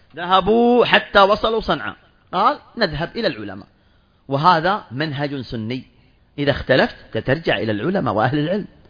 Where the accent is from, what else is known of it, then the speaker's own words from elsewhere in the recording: Saudi Arabia; عندنا في المملكة العربية السعودية